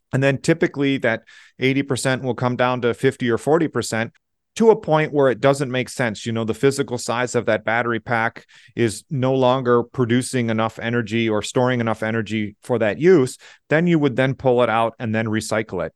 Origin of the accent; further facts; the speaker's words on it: Southeast Michigan, United States; moved away as an adult; also born or lived in Austria; I grew up in Southeast Michigan